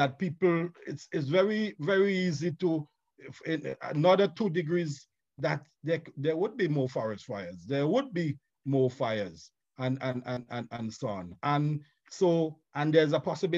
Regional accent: St. Vincent & Grenadines; I'm from St. Vincent and the Grenadines

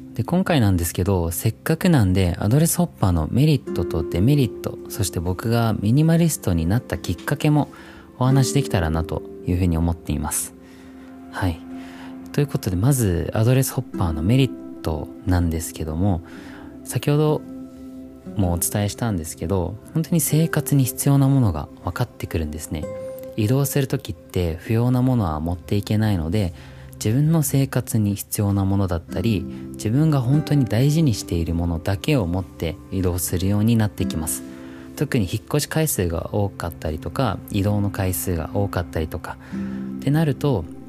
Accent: Christchurch, Canterbury, New Zealand; moved away as an adult; now in Japan; 僕実は自然豊かなニュージーランドという国で生まれ育って

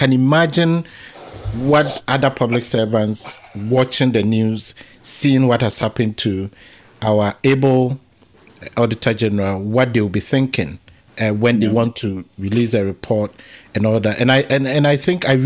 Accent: Ghana; as a Ghanaian

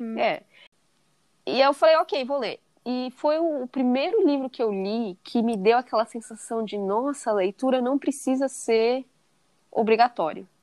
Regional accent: São Paulo, Brazil; moved away as an adult; also born or lived in England; now in Nebraska, United States; Eu nasci em São Paulo, morei em São Paulo minha vida toda, até 2016

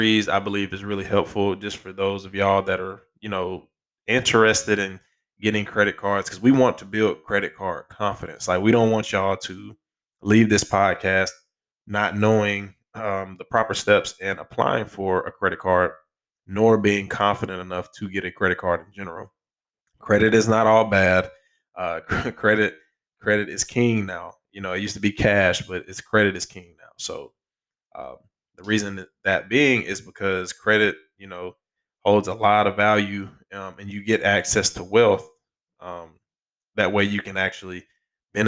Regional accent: Alabama, United States; Alabama, shout out to my home state

